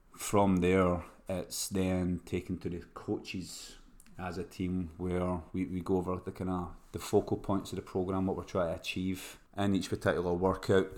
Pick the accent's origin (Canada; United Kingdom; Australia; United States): United Kingdom; Scotland; moved away; I've been away from Scotland for too long